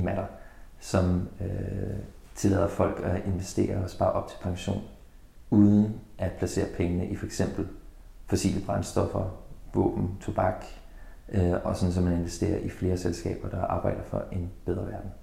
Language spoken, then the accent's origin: Danish; Denmark